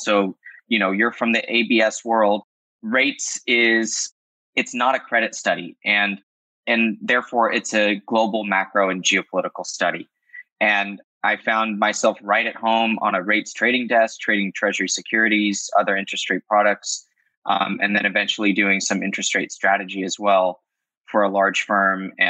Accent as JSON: {"language": "English", "town": "Los Angeles", "region": "California", "country": "United States", "tie": "born or raised there", "said": "I'm born and raised"}